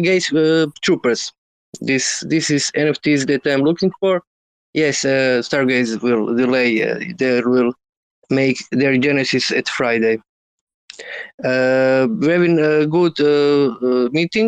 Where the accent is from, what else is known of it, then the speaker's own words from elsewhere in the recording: Croatia; English is a second language; I'm from Croatia.